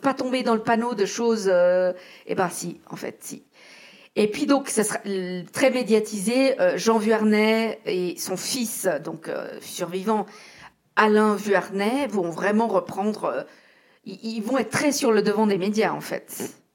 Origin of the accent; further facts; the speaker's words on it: Geneva, Switzerland; en tant que genevoise